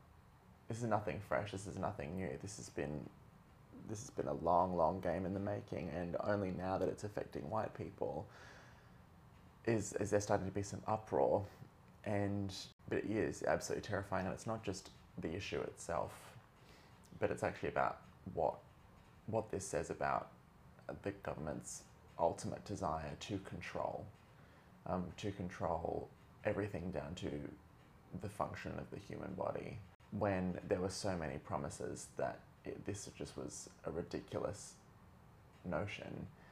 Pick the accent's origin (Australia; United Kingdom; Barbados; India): Australia; Everyone who knows I'm Australian, please forgive me for my Americanized pronunciation of some of these city names. I've kind of lost my way.